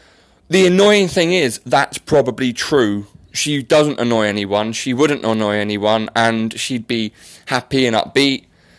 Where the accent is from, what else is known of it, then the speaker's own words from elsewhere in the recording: Australia; accent: Australian; obviously Bianca is jealous of my Australian accent sport, so she's saying it's a little bit rubbish, but we all know it's not.